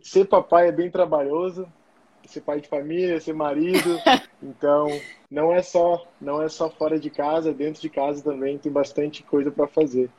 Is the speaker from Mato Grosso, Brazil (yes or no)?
no; São José dos Campos, São Paulo, Brazil; moved away as an adult; also born or lived in Florianópolis, Brazil; now in Germany; sou natural de São José dos Campos, São Paulo